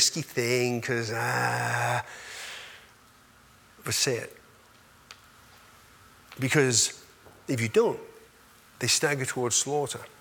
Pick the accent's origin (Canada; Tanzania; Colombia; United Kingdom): United Kingdom; England; I'm an English boy, so I was raised as an English boy